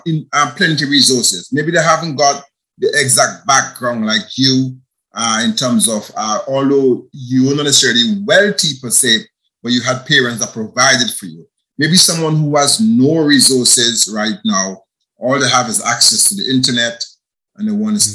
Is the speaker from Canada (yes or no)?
no; Grenada; moved away as an adult; also born or lived in United Kingdom; I'm from Grenada, and where I'm currently am right now. I left here. I went to the UK